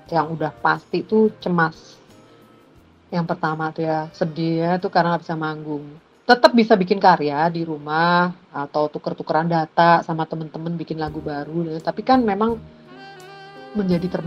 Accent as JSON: {"language": "Indonesian", "region": "Java", "country": "Indonesia", "said": "sebagai orang Jawa, saya tuh menempatkan diri pada kondisi prihatin dan tirakat."}